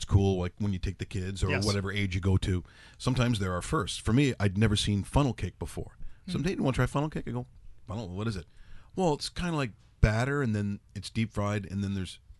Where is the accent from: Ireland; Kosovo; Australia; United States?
Ireland; For me as an Irish person, Ireland.